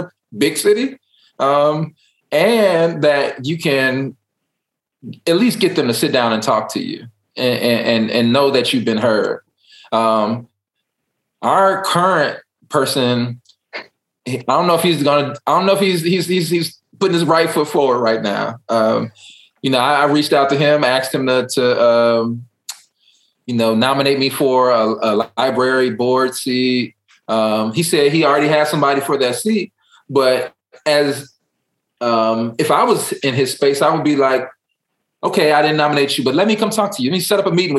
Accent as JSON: {"language": "English", "town": "Chicago", "region": "Illinois", "country": "United States", "moved": "yes", "lives_now": "Dallas, United States", "said": "I'm from Chicago"}